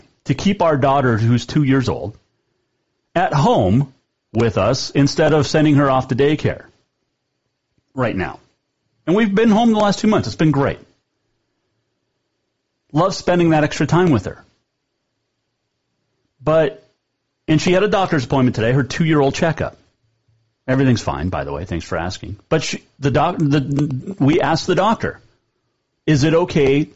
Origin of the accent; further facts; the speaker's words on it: Montana, United States; I grew up here. I'm born and raised Montanan.